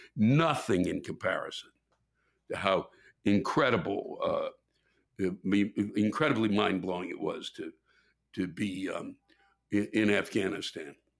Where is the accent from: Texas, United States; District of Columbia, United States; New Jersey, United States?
District of Columbia, United States; Washington; it's my hometown